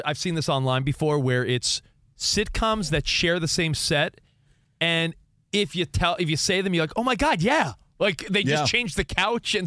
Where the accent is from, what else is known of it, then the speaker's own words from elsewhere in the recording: East Coast, United States; also born or lived in Santa Monica; now in Los Angeles area, United States; I'm an East Coast kid originally